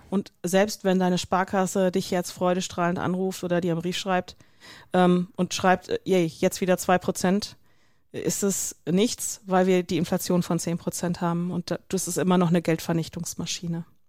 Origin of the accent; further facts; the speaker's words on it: North Rhine-Westphalia, Germany; ich komme aus Nordrhein-Westfalen